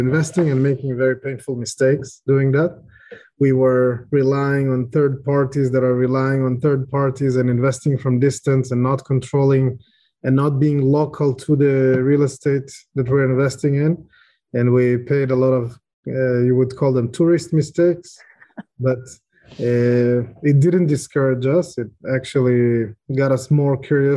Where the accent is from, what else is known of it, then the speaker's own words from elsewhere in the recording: Israel; also born or lived in Ukraine; I was born in Ukraine, which became an interesting piece of information lately. I grew up in Israel. I moved when I was a child. I grew up in Israel.